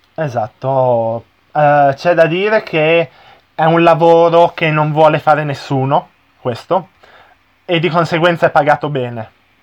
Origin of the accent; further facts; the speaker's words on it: Italy; il mio paese, che magari non, ho, non l'ho viaggiato tantissimo